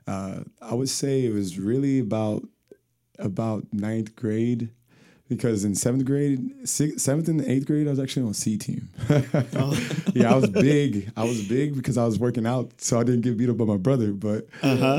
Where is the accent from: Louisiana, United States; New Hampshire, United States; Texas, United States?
Texas, United States; Seguin; also born or lived in San Antonio, Texas; Technically, I was born in San Antonio, but I was raised in Seguin, Texas